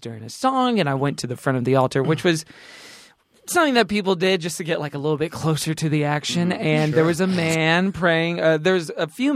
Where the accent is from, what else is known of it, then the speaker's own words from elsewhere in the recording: Texas, United States; I grew up in Texas